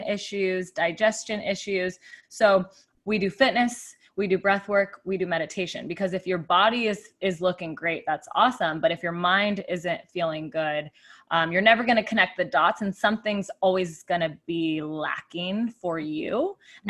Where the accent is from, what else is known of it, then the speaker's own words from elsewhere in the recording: Tucson, Arizona, United States; moved away as an adult; also born or lived in Phoenix, Arizona; now in San Diego, United States; I grew up in Tucson, Arizona